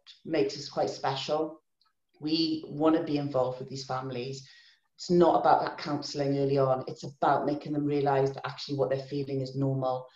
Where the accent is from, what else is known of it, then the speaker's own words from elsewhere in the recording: Pembrokeshire, Wales, United Kingdom; I'm from Pembrokeshire originally, that's where I was born and grew up